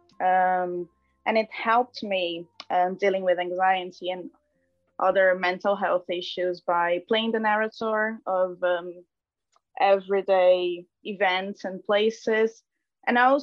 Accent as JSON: {"language": "English", "country": "Brazil", "moved": "as an adult", "lives_now": "Dublin, Ireland", "said": "a Brazilian person"}